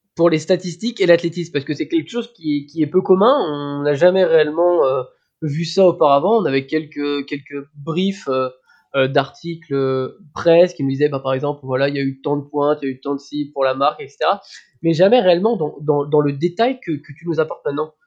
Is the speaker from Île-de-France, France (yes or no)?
no; Brittany, France; en tant que breton